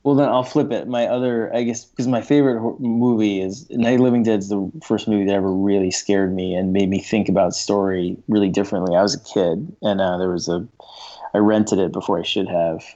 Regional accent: New York, United States; I grew up in New York

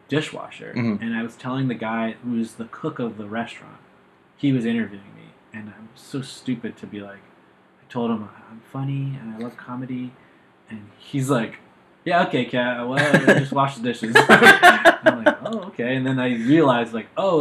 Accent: Santa Barbara, California, United States; moved away; also born or lived in Rhode Island / New York; I grew up in Santa Barbara

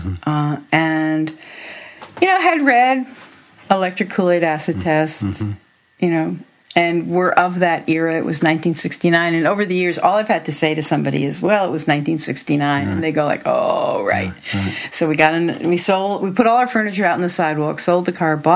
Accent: Hempstead, New York, United States; moved away as an adult; also born or lived in Okmulgee, Oklahoma / Manhasset, New York; I grew up on Long Island, in Hempstead, and later Manhasset

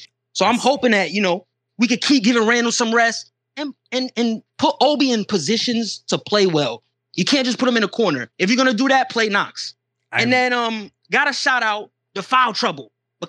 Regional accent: Toronto, Ontario, Canada; moved away; I was born in Toronto, so I love the Raptors. I love my family out there.

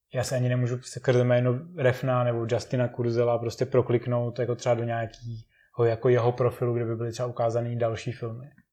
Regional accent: Czechia; A my teďka tak trošku doufáme v Čechách

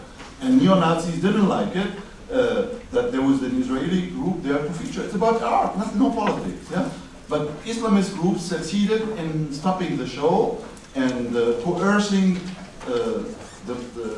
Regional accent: Damascus, Damascus Governorate, Syria; now in Germany; in the house of my parents in Damascus

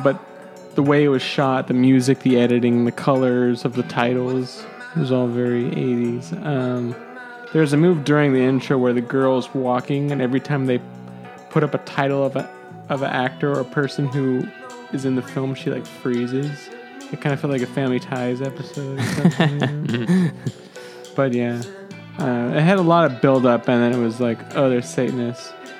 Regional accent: San Jose, California, United States; I'm from San Jose. There's like a Sharks beer.

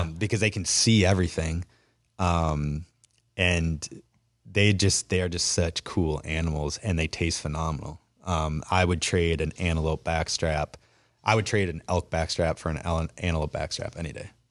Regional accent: Wisconsin, United States; growing up in Wisconsin

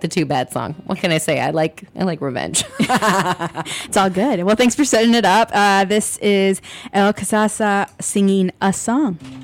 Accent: Ann Arbor, Michigan, United States; moved away as an adult; now in Chicago, United States; I am from Ann Arbor, Michigan originally

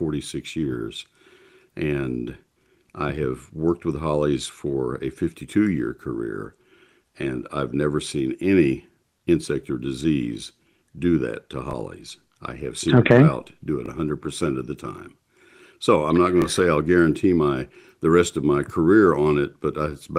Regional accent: College Station, Texas, United States; I grew up in College Station and certainly familiar with South Central Texas

